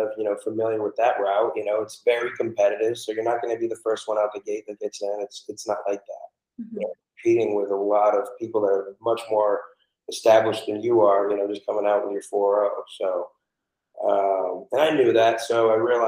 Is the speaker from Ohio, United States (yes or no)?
no; Portland, Maine, United States; now in Florida, United States; I'm actually originally from Portland, Maine.